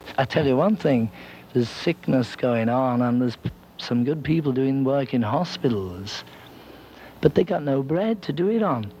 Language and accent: English; Liverpool, North West England, United Kingdom; I'm from Liverpool